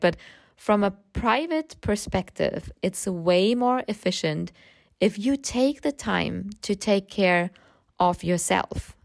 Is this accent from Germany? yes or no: yes; Germany; English is a second language; I grew up in Germany, as you can hear from my accent.